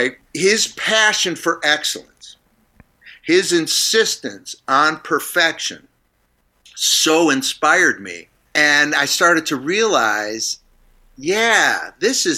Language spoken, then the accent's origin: English; Niagara Falls, New York, United States; moved away; I grew up in Niagara Falls